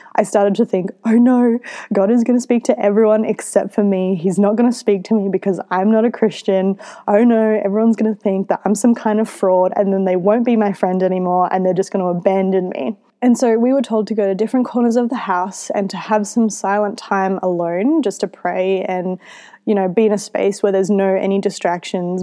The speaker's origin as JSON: {"language": "English", "country": "Australia", "tie": "born or raised there", "said": "my mum, who is Filipino, she raised me in Australia"}